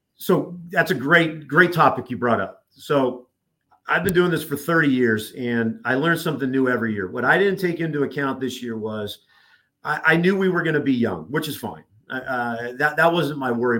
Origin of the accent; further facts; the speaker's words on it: Southern California, United States; moved away as an adult; also born or lived in Nebraska; now in Oklahoma City, United States; growing up in Southern California, obviously, yes, Laker fan, Rams fan, Dodger fan